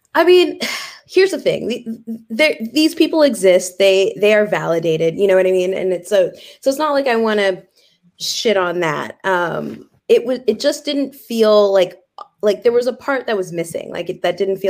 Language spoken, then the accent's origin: English; Vancouver, British Columbia, Canada; also born or lived in Kenya; I grew up in Vancouver